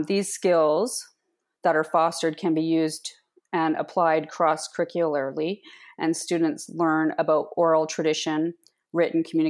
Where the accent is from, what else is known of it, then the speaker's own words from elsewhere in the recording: Cold Lake, Alberta, Canada; now in Comox Valley, Canada; from Cold Lake, Alberta. However, I live in the unceded territory of the Comox people